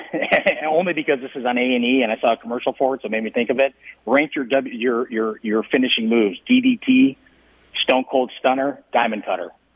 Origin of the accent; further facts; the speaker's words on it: Midwest, United States; moved away; I'm from the Midwest